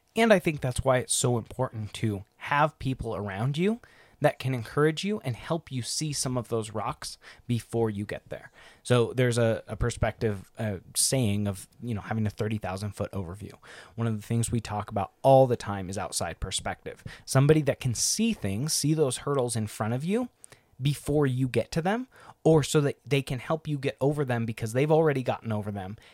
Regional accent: Northwest Washington, United States; Northwest Washington, where it's green and lush

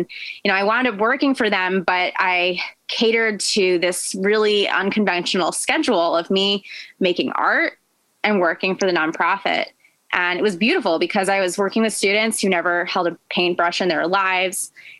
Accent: New York, United States; I came from New York, so I did some private lessons when I was younger.

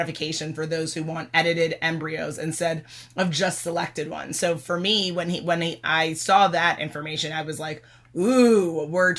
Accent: United States; being born and raised in America

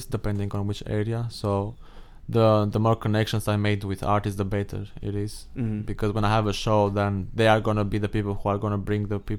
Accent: Albania; moved away as an adult; now in Massachusetts, United States; Albania. Albania. So, yeah, southeastern Europe.

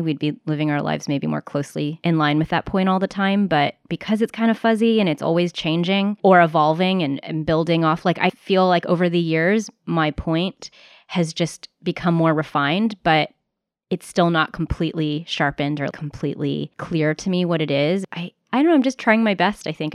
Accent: United States; first language English; I am American. My first language was English

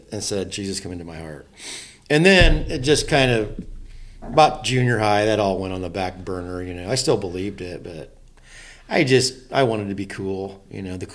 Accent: Silver Lake, Indiana, United States; grew up in a really good home, small farm in Indiana.

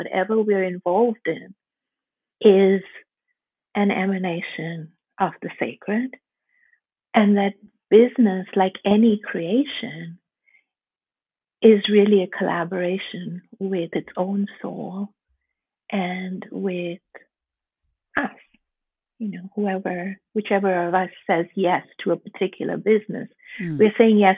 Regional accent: India; I was born and raised in India

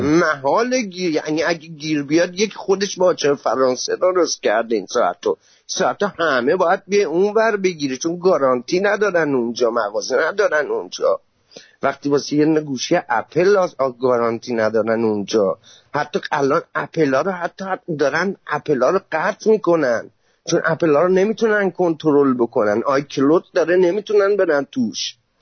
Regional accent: Khuzestan, Iran; من بختیاری هم من مال خوزستانیم

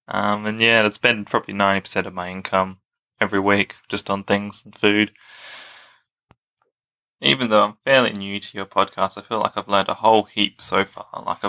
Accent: Australia; I am from Australia. I am 22 years old.

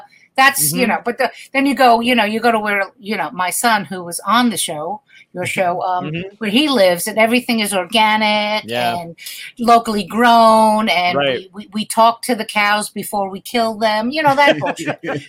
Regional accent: New York City, New York, United States; moved away as an adult; also born or lived in Manhattan / Las Vegas; I grew up in the Brooklyn where there wasn't the fucking craft beers and the vegan and the organic. I grew up in Brooklyn. You know what I mean? 86th Street, all the Italian food, all the bakeries

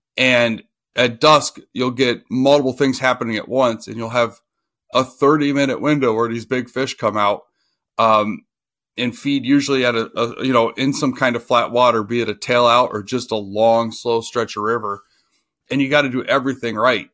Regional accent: Oxford, Ohio, United States; now in Michigan, United States; I grew up in Oxford, Ohio, which is by the Indiana border, and about an hour from Cincinnati.

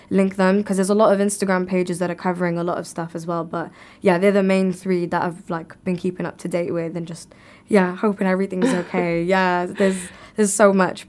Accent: Cardiff, Wales, United Kingdom; I'm born and raised in the U K

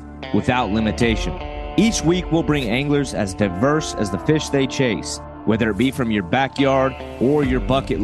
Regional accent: just north of Charleston, South Carolina, United States; my hometown just north of there

